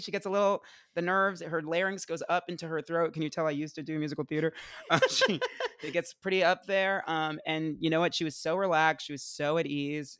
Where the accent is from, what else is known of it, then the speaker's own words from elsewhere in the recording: Essex County, New Jersey, United States; I'm from, uh, Essex County